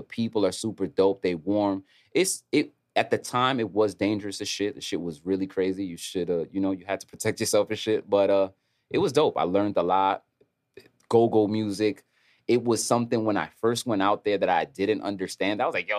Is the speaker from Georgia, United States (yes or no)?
no; New Jersey, United States; also born or lived in Harlem, New York; I'm from uptown. I was raised in Jersey.